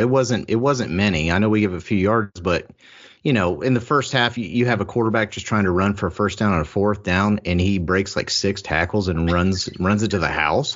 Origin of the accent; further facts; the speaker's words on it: Columbus, Ohio, United States; I grew up in Columbus